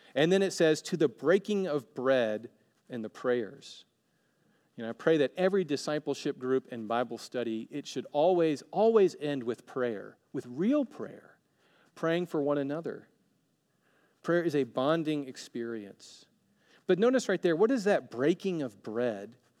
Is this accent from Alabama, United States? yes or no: yes; Alabama, United States; now in Oregon, United States; I'm from Alabama, and now I'm living in Oregon